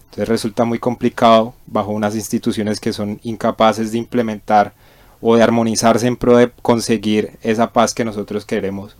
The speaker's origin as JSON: {"language": "Spanish", "country": "Colombia", "said": "nuestra historia como colombiano"}